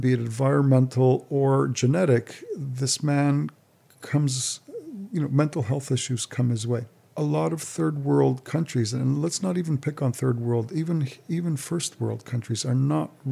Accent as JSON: {"language": "English", "town": "Montreal", "region": "Quebec", "country": "Canada", "moved": "yes", "said": "We're from Montreal originally"}